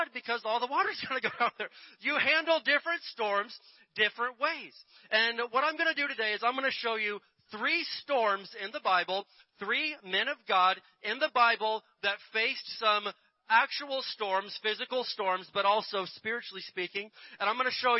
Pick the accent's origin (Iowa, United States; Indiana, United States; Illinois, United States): Indiana, United States; Where I grew up in Indiana